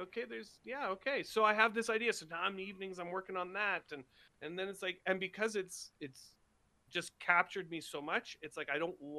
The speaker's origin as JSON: {"language": "English", "region": "Scotland", "country": "United Kingdom", "said": "I'm Scottish, man."}